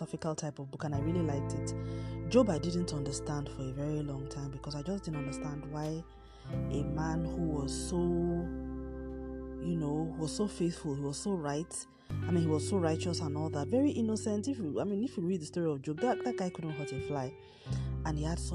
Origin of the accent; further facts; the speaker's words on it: Nigeria; I'm Nigerian, I live in Nigeria, and I'm recording from Nigeria